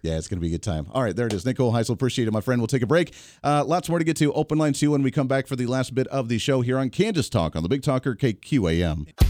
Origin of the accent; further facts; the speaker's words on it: Ohio, United States; now in Kansas, United States; I grew up in Ohio.